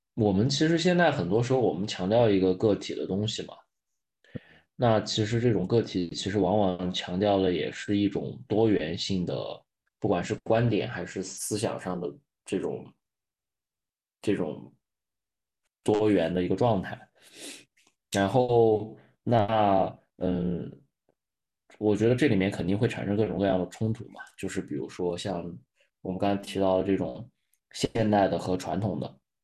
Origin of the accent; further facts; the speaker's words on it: China; 对我们中国人来说